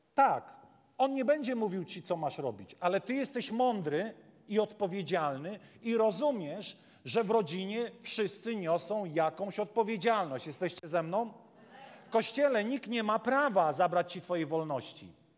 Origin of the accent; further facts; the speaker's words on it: Warmian-Masurian Voivodeship, Poland; ja z Mazur pochodzę